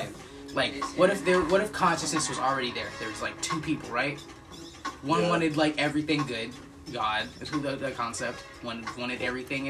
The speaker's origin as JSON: {"language": "English", "country": "United States", "said": "as an American"}